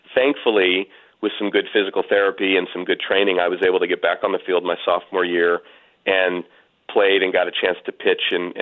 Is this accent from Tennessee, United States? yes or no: no; California, United States; Stanford University, which is about an hour from where I grew up here in California. I still live in the Bay Area